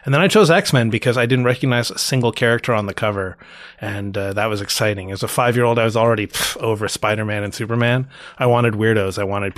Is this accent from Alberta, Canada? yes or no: no; Toronto, Ontario, Canada; Born and raised in Toronto. I know that's relatively rare. Toronto is kind of the New York City of Canada and that everyone here is from somewhere else, but I was born here.